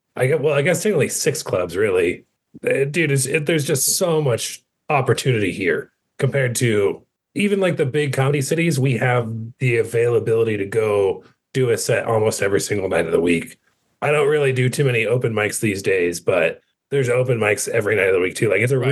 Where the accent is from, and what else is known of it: Denver, Colorado, United States; born or raised there